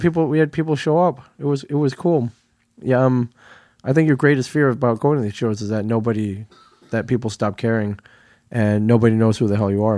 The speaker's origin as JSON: {"language": "English", "region": "Midwest", "country": "United States", "tie": "born or raised there", "moved": "yes", "said": "I grew up in the Midwest, so I'm not, I'm not a stranger to cor-, rows of cornfields"}